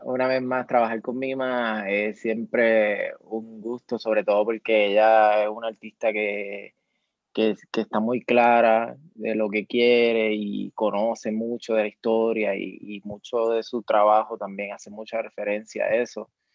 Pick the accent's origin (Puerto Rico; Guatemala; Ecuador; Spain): Puerto Rico; Mayagüez; moved away as an adult; now in San Juan metropolitan area, Puerto Rico; de Mayagüez, mayagüezano, siempre orgullosa, aunque esté viviendo en, la, en el área metropolitana.